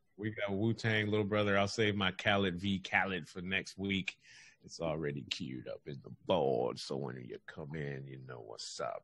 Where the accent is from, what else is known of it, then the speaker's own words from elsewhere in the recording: California, United States; I'm from California